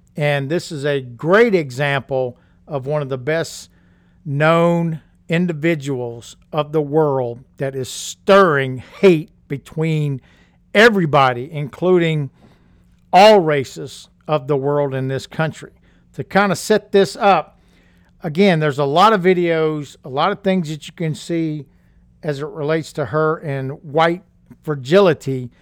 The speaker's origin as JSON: {"language": "English", "region": "Louisiana", "country": "United States", "tie": "born or raised there", "said": "when I was a child growing up in Louisiana"}